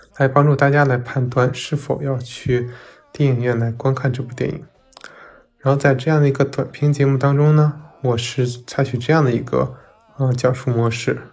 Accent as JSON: {"language": "Chinese", "region": "Northeast China", "country": "China", "said": "我也是一个东北人"}